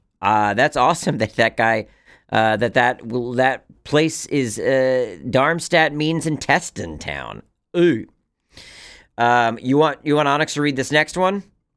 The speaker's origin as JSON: {"language": "English", "region": "South West England", "country": "United Kingdom", "tie": "born or raised there", "said": "I read recently that an amateur scientist called Andrew Cross lived near where I grew up in Somerset, England."}